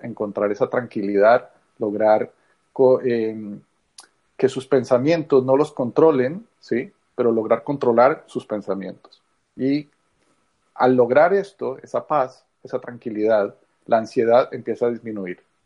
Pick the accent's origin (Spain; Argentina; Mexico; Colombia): Colombia; moved away; soy colombiano. Eh, de origen, muchos años fuera